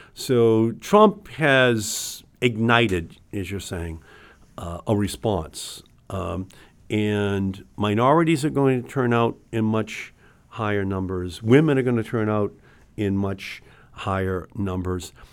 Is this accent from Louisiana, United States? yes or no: no; Massachusetts, United States; We're from Massachusetts